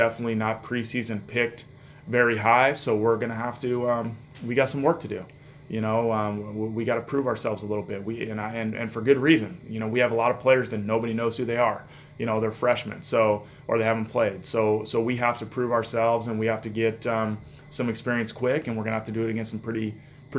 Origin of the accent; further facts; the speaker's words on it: Bay Area, California, United States; I'm from the Bay Area, so I've always been an A's and Giants fan. I grew up going to the A's and Giants games